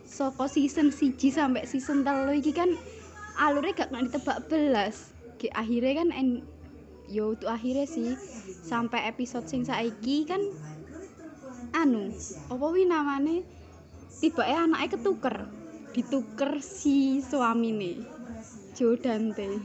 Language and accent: Indonesian; Ponorogo, East Java, Indonesia; Uh, asalnya Jawa Timur.